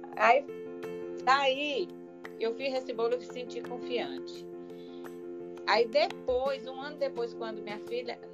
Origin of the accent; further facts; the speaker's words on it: Maranhão, Brazil; sou maranhense, moro em São Luís, Maranhão